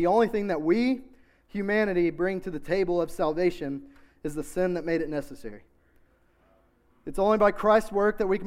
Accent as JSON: {"language": "English", "town": "Knoxville", "region": "Tennessee", "country": "United States", "tie": "born or raised there", "said": "I grew up in South Knoxville. I'm a South Knoxville boy"}